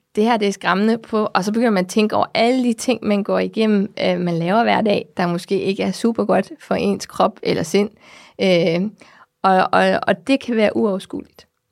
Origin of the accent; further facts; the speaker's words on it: Namibia; moved away; jeg kommer fra Namibia, som jeg sagde der i starten, og det er solskinslandet